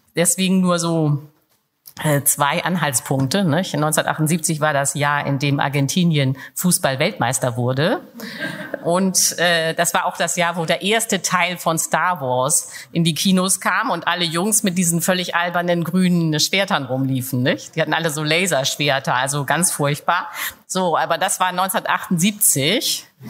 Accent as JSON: {"language": "German", "country": "Germany", "said": "als Deutsche"}